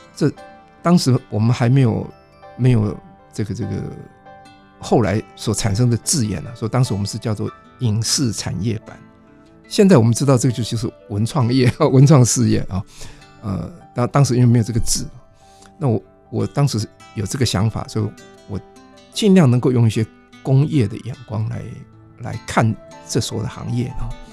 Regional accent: Taiwan; also born or lived in Taipei; 我是在乡村里长大的啊，乡村是一个没有任何文化资源的地方啊

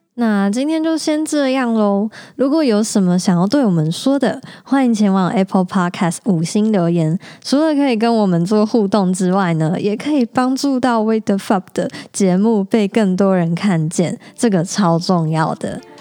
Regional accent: Taichung, Taiwan; 我从小就在台中长大，在台湾求学跟找工作，工作

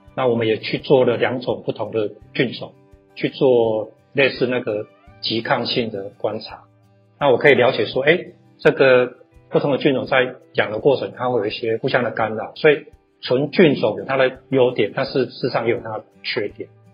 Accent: Yunlin County, Taiwan; moved away as an adult; 一年之后觉得真的是不行，才决定离职回老家养病了。那养病回老家的时候

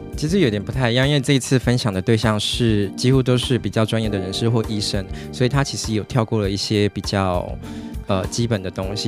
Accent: Tainan, Taiwan; 我是台南人嘛，所以我其实喜欢弹弹小吃

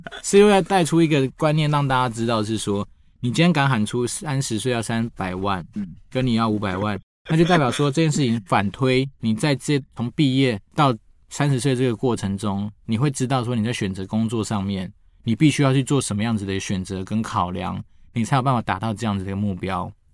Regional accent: Taiwan; 我都从台湾来的

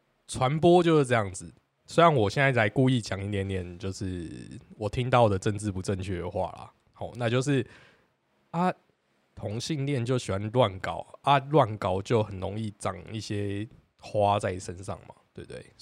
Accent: Taiwan; 因为我觉得我们身为一个台湾人，明明跟黑人真的是八竿子扯不上关系

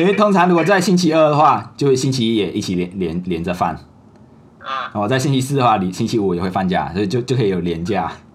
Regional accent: Malaysia; 这就是我们马来西亚很多假期

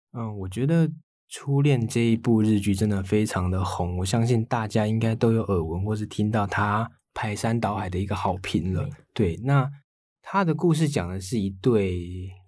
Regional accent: Taiwan; 身为台湾人的我们

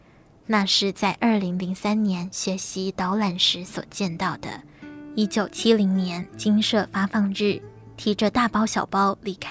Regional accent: Tainan, Taiwan; 我是台南人，父亲是警察，母亲从事农作，微薄的收入要养活我们九个子女，家里经济常捉襟见肘。

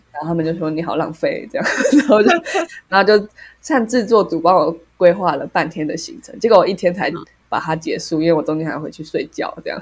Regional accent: Taiwan; 我们是台湾人

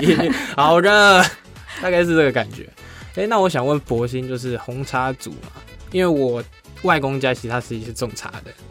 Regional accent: Beipu, Hsinchu County, Taiwan; 我就算在北浦生活了十八年，快十九年

